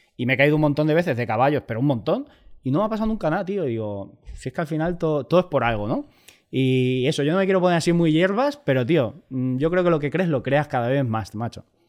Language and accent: Spanish; Albacete, Castilla-La Mancha, Spain; moved away as an adult; also born or lived in Mallorca; yo soy de Albacete